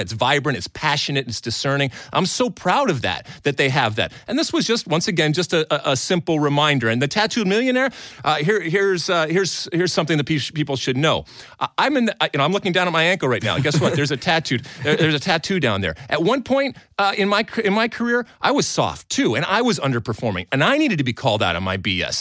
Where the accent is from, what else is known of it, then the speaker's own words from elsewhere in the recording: Greece; moved away; growing up in Greece